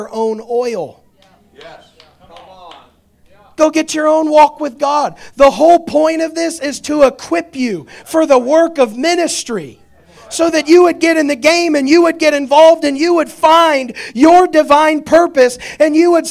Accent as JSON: {"language": "English", "region": "Indiana", "country": "United States", "tie": "born or raised there", "said": "I'm the only member of my family that was born in Indiana"}